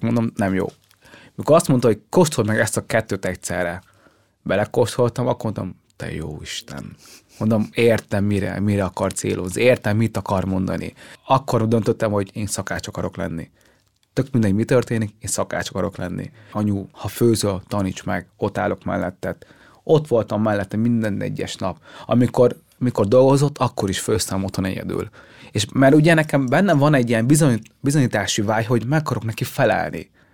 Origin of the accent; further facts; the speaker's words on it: Hungary; also born or lived in Vietnam; amikor ide kerültünk Magyarországra